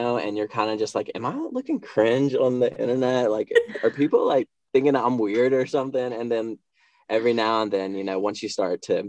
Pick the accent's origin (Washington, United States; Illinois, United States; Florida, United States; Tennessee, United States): Tennessee, United States; Bristol; He actually moved an hour away from my hometown. That's Bristol, Tennessee